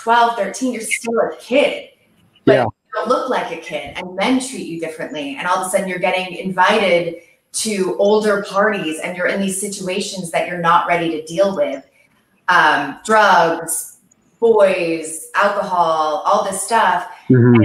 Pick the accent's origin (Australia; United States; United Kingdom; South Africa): United States; Westport, Connecticut; I grew up in Westport, Connecticut